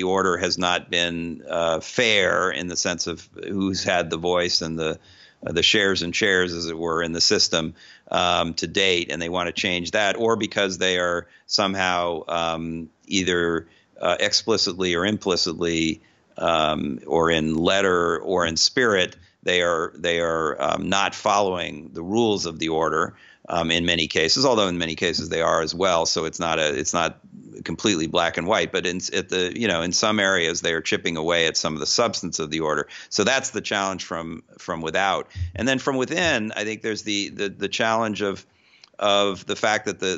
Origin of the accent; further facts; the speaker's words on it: United States; I'm an American